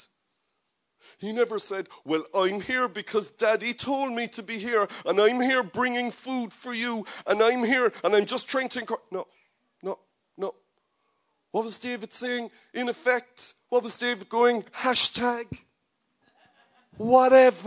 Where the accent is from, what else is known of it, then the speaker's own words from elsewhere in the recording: Ireland; I love Ireland, I love my nation, I'm very comfortable being an Irish man, I speak the language